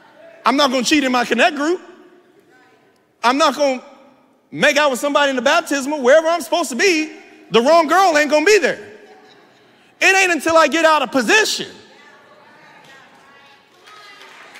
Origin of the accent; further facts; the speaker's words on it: San Bernardino, California, United States; now in Los Angeles, United States; I'm still from San Bernardino